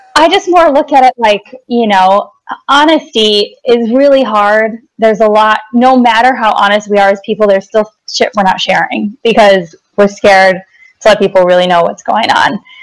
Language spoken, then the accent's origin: English; Wisconsin, United States; also born or lived in Chicago; now in Los Angeles, United States; I grew up in Wisconsin